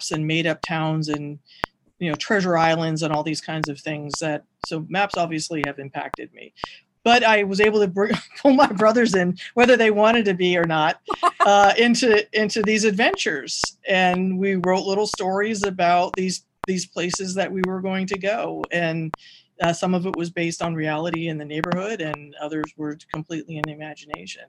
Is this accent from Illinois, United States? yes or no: no; Seattle, Washington, United States; growing up in Seattle